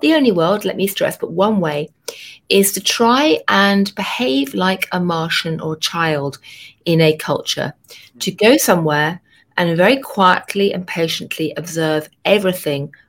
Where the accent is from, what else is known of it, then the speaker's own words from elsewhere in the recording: London, United Kingdom; moved away as an adult; now in New York, United States; I grew up in London in a really boring suburb